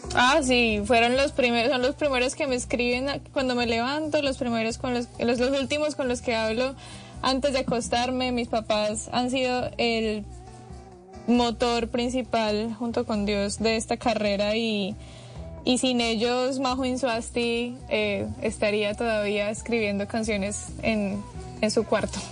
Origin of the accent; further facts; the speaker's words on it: Pereira, Risaralda, Colombia; toda mi gente de Pereira